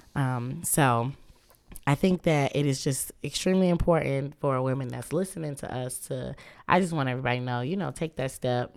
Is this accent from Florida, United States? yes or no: no; Muskegon, Michigan, United States; moved away as an adult; also born or lived in Kalamazoo, Michigan / Grand Rapids, Michigan; now in Detroit, United States; I was raised in Muskegon